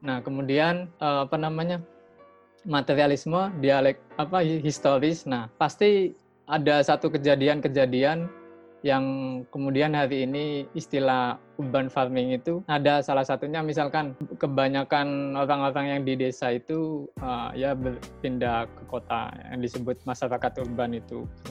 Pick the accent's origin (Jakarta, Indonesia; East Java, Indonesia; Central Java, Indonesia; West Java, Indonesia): East Java, Indonesia; Lamongan; Saya asalnya Lamongan